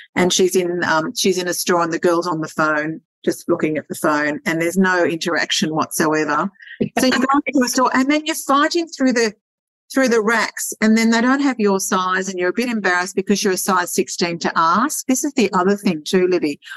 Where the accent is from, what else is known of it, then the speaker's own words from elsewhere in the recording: Sydney, New South Wales, Australia; moved away; I come from Sydney. I was born and born and raised in Sydney